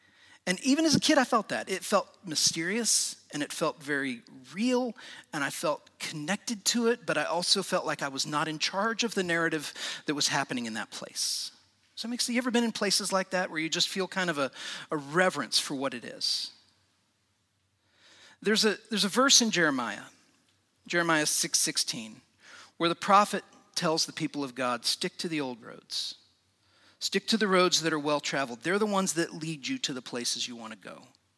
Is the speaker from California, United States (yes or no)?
no; Indiana, United States; I grew up in Indiana, about an hour north of Indianapolis, in a little small town.